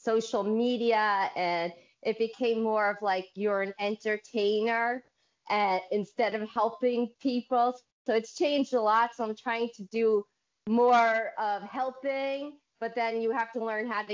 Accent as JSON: {"language": "English", "town": "Bridgewater", "region": "New Jersey", "country": "United States", "said": "I am from Bridgewater, New Jersey, all the way in the United States"}